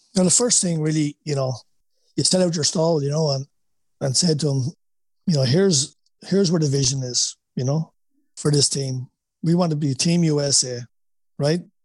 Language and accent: English; Wexford, Leinster, Ireland; accent: Wexford; moved away as an adult; now in United States; my Wexford accent.